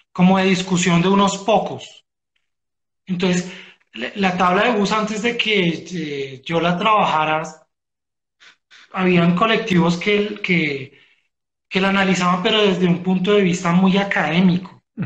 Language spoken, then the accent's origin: Spanish; Bogotá, Colombia; nosotros como bogotanos